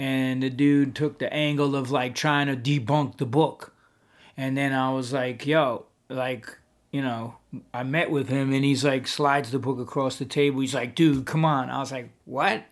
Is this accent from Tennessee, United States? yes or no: no; New York, United States; growing up in New York in the seventies